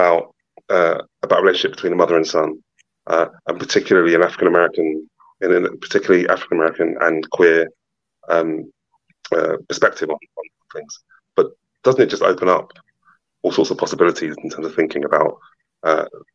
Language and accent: English; London, United Kingdom; as a Londoner